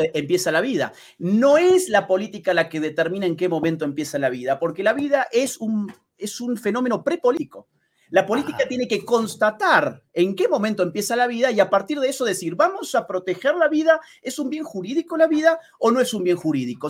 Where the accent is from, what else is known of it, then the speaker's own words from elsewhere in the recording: Argentina; como por ejemplo el mío, Argentina, nosotros somos vecinos de Chile